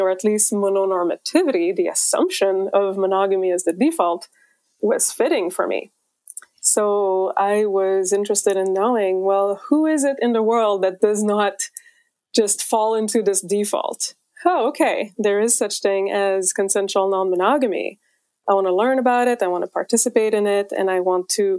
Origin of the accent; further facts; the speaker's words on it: Quebec, Canada; now in California, United States; I'm originally from Quebec, Canada, but I live in California